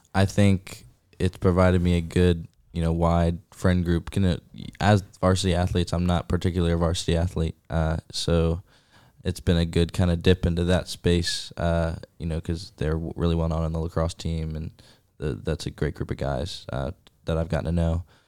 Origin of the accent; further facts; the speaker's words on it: Roanoke, Virginia, United States; I'm from Roanoke, Virginia